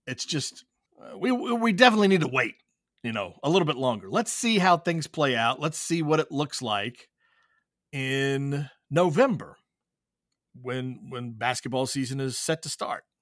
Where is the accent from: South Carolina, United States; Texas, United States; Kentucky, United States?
Kentucky, United States; Whitley County; growing up in Whitley County, playing at Williamsburg